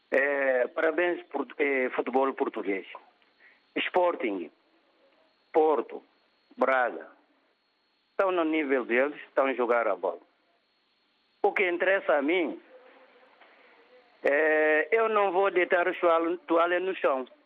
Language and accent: Portuguese; Bambadinca, Bafatá, Guinea-Bissau; moved away; minha terra natal, Bambadinha